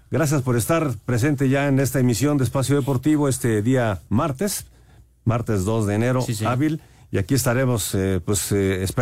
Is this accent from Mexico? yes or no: yes; Minatitlán, Veracruz, Mexico; Eh, muy buenas noches … de Minatitlán, Veracruz.